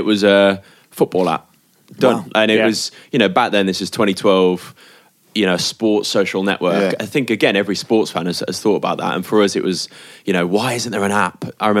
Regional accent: United Kingdom; also born or lived in Sheffield; Like we're both from the Midlands.

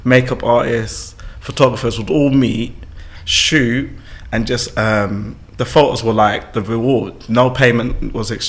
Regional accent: London, United Kingdom; I'm born in London, born and raised in London

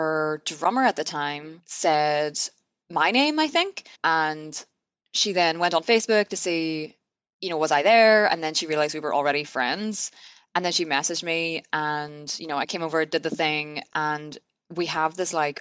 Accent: Derry, Northern Ireland, United Kingdom; I grew up in Derry in Northern Ireland

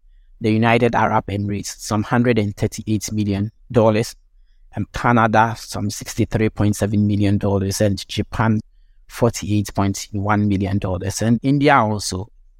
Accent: Ghana; I grew up in Ghana, and the majority of the vehicles that operate in the country are used vehicles.

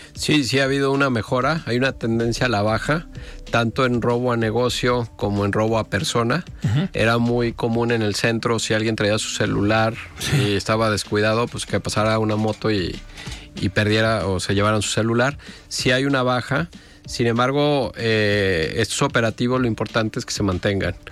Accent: Mexico; como mexicanos

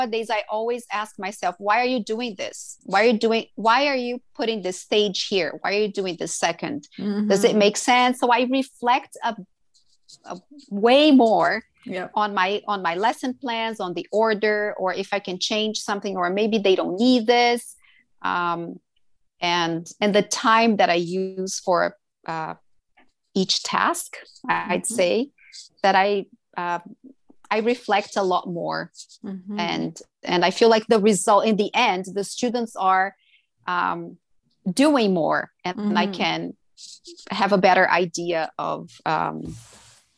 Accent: Brazil; English is a second language; moved away as an adult; now in Vancouver, Canada; I'm from Brazil and Brazilians are very talkative

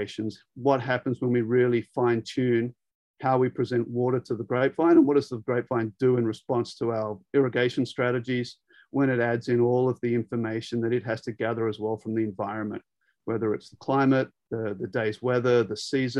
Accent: Sydney, New South Wales, Australia; moved away as an adult; also born or lived in Davis, California, United States; I'm actually a city boy by trade. I was born in Sydney

